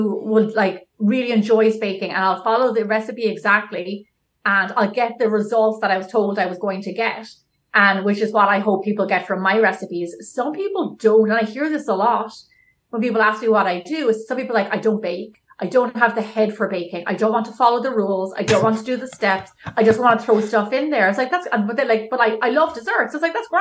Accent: Ireland; also born or lived in San Francisco; now in Los Angeles, United States; when we were growing up in Ireland

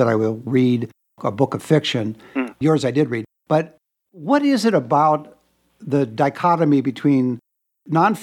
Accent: Los Angeles, California, United States; now in Las Vegas, United States; I grew up in Los Angeles

